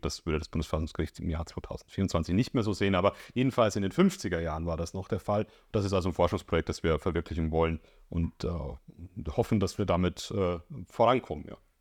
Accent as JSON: {"language": "German", "region": "Bavaria", "country": "Germany", "accent": "Bavarian", "moved": "yes", "lives_now": "Leipzig, Germany", "said": "ich kann ja mit meinem Akzent nicht verbergen, dass ich dort herkomme"}